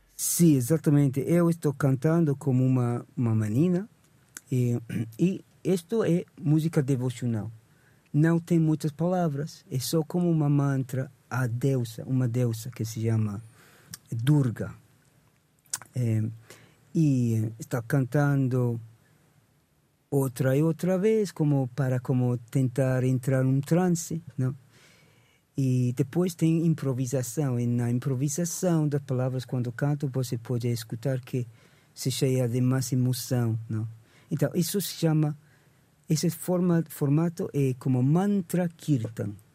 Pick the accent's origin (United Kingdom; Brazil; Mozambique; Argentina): United Kingdom; England; Portuguese is a second language; now in Portugal; nasci em Inglaterra, então comecei com a música ocidental desde com 16 anos tocava em bandas